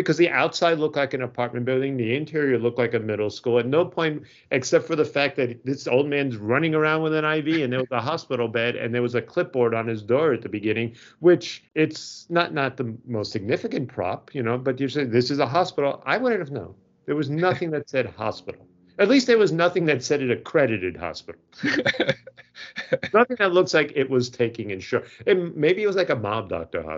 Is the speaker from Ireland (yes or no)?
no; Long Island, New York, United States; I'm from Long Island and we just turned the last vowels into ER